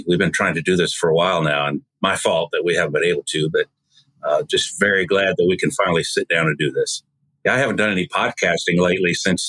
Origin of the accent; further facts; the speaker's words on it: Wisconsin, United States; now in South Carolina, United States; Well, I am originally from Wisconsin, so if I talk funny, that's why. But I've lived in South Carolina most of my life, married here, educated here, all that, had children here.